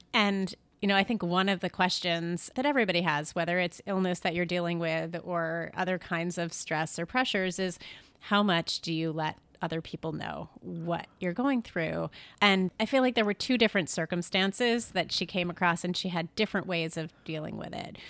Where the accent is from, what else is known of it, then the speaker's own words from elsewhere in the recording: Syracuse, New York, United States; moved away; My family is upstate New York. I grew up in Syracuse